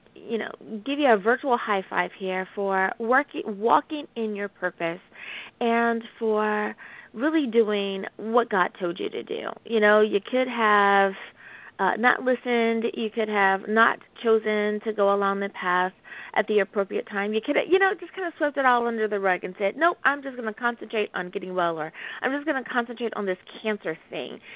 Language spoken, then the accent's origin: English; United States; my home country. Thank you, United States of America